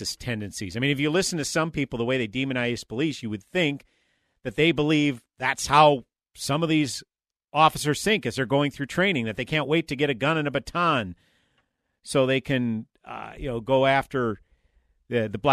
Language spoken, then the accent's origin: English; St. Paul, Minnesota, United States; I grew up in St. Paul, lived in St. Paul all my life